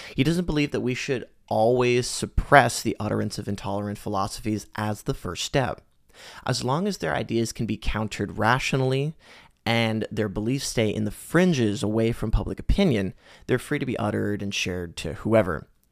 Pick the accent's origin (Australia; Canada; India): Canada; As a Canadian, I've had the privilege of growing up in a society that has increasingly become more progressive and accepting